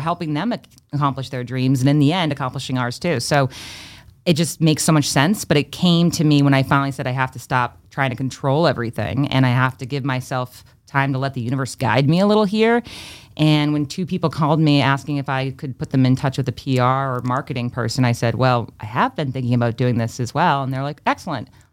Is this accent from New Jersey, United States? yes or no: no; Freetown, Massachusetts, United States; also born or lived in Fall River, Massachusetts; I was born in Fall River, Massachusetts, grew up in Freetown, Massachusetts, and I actually moved back to my hometown